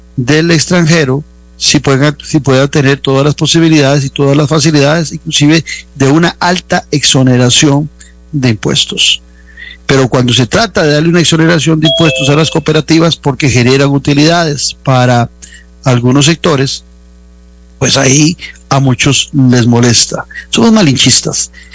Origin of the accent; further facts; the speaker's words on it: Costa Rica; nuestra dieta particular como costarricenses